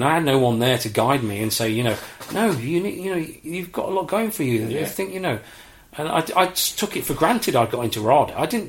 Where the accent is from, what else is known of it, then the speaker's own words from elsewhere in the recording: Leicester, East Midlands, United Kingdom; I was born in Leicester.